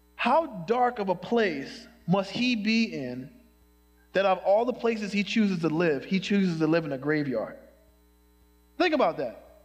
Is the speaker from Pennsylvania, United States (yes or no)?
yes; Philadelphia, Pennsylvania, United States; now in Chicago, United States; I was born in Chicago, but I grew up in Philadelphia, in North Philadelphia